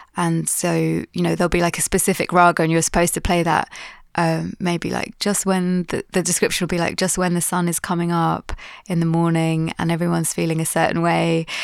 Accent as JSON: {"language": "English", "region": "London", "country": "United Kingdom", "tie": "born or raised there", "said": "I'm Londoner, born and bred."}